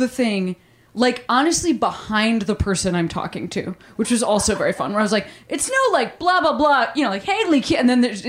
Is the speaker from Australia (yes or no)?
yes; Australia; You're like, I'm just Australian.